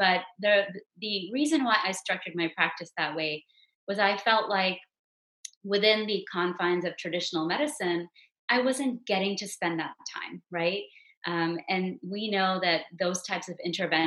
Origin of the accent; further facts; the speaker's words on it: Houston, Texas, United States; now in Frisco, United States; I grew up in the Houston area